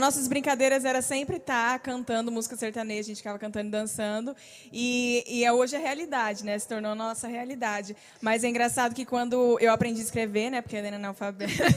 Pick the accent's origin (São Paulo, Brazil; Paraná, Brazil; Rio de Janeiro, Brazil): Paraná, Brazil; São Miguel do Iguaçu; moved away as an adult; also born or lived in Maringá, Paraná; now in Goiânia, Brazil; nós somos naturais de São Miguel do Iguaçu, Paraná, que fica perto de Foz